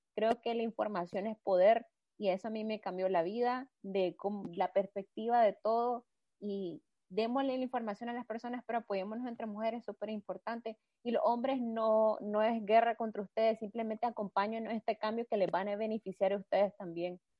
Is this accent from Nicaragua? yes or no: yes; Nicaragua; somos tres chavalas nicas, venimos de un país en vías de desarrollo